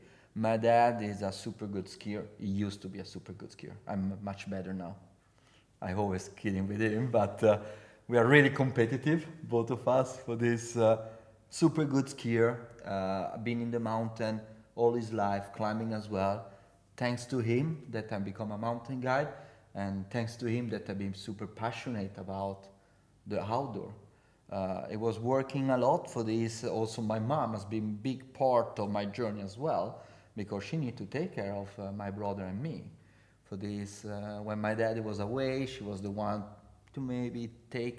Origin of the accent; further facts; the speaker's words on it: Courmayeur, Aosta Valley, Italy; English is a second language; I come from Courmayeur, best playground in the world.